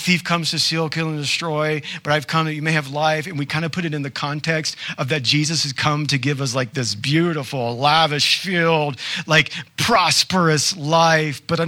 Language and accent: English; the South, United States; I'm from the South, y'all.